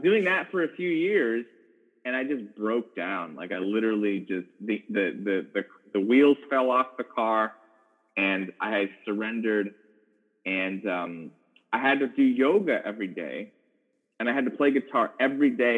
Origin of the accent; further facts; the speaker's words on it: Chicago, Illinois, United States; moved away as an adult; also born or lived in Los Angeles; was originally born in Chicago, Illinois.